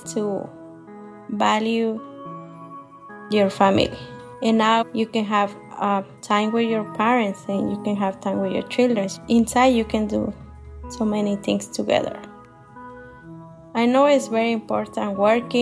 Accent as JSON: {"language": "English", "region": "Michoacán", "country": "Mexico", "moved": "as an adult", "lives_now": "Columbus, United States", "said": "I'm from Michoacán, Mexico. I'm living in Columbus, Ohio, more than 20 years."}